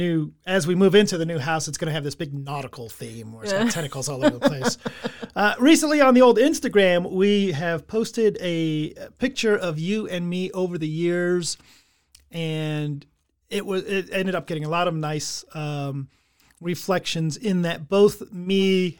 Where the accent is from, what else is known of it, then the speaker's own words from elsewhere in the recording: England, United Kingdom; I'm English.